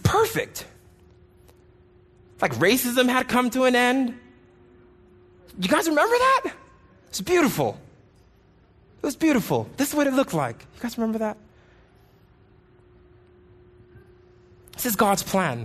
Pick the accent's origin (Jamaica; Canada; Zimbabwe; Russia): Jamaica; moved away; I grew up in Jamaica